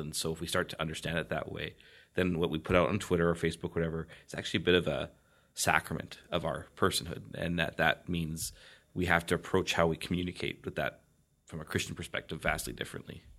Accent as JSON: {"language": "English", "country": "Canada", "said": "I hail from a foreign land, a foreign land called Canada"}